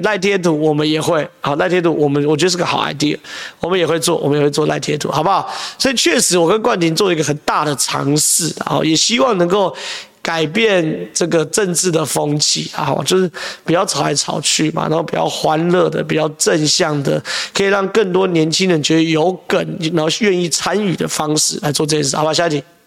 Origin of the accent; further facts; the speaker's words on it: Zhonghe, New Taipei, Taiwan; 我在中和长大啊